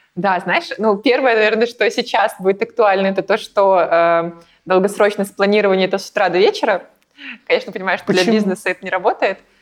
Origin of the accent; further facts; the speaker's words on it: Belarus; moved away as an adult; now in Saint Petersburg, Russia; я не из России, я а из Беларуси. И переехала в Россию эм, наверное, лет назад в Петербург